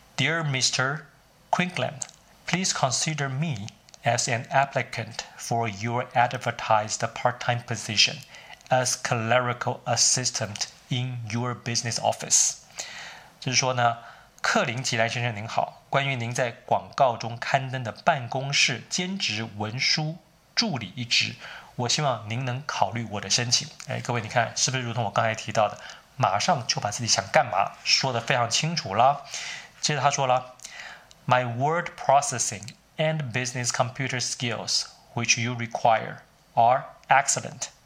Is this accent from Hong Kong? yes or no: no; Taiwan; accent: Taiwanese; moved away as an adult; also born or lived in United States; 我，呃，是从台湾来的，从小不是在美国念书的